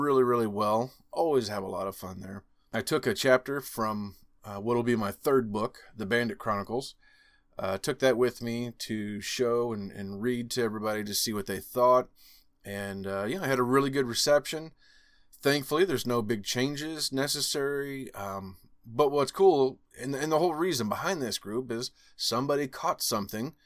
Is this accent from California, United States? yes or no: no; Missouri, United States; Missouri, my home state here.